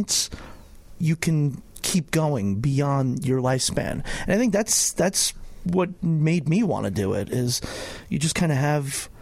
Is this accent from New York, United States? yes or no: yes; New York, United States; I was growing up in New York